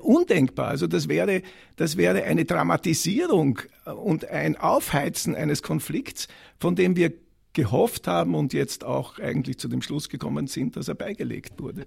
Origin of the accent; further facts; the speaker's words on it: Carinthia, Austria; Ich komme ja aus Kärnten